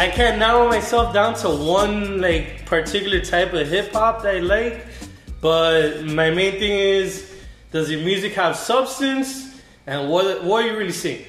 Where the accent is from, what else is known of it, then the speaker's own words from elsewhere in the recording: Miami, Florida, United States; also born or lived in New York; I was born in New York, raised in Miami